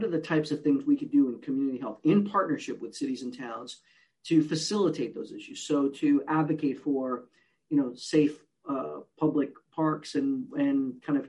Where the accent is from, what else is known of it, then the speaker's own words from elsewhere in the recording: Puerto Rico; moved away; also born or lived in New York City, United States / Newark, New Jersey, United States; I'm originally from Puerto Rico. I grew up in a bilingual, bicultural home.